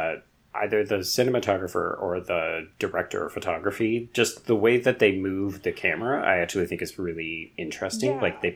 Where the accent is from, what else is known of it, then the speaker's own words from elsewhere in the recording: Canada; I don't know that I want to claim this as a Canadian.